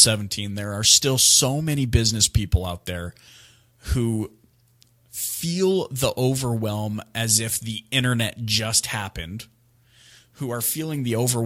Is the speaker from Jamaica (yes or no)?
no; British Columbia, Canada; I hail from British Columbia